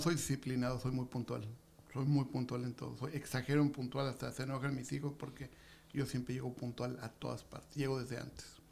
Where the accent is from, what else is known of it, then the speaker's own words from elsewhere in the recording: Tijuana, Baja California, Mexico; also born or lived in Mexico City; Yo vengo del DF, pero tengo, llegué aquí hace cinco, tengo 57 años de edad y llegué hace 50